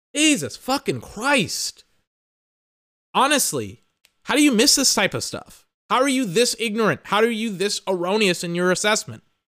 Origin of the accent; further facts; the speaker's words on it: United States; I'm American